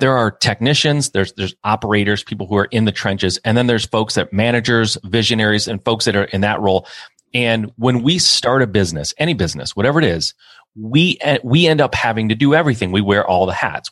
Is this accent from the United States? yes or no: yes; Michigan, United States; I'm from Michigan. Most people are in the automotive industry here